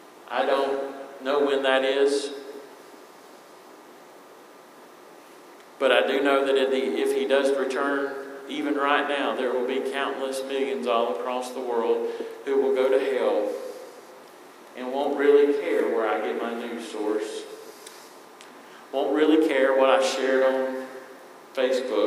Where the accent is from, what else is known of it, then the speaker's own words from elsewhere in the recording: Eastern North Carolina, United States; I am from Eastern North Carolina.